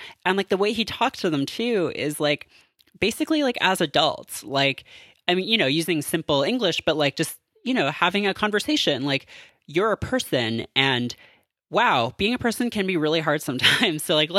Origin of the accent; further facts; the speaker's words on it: Canada; I am Canadian.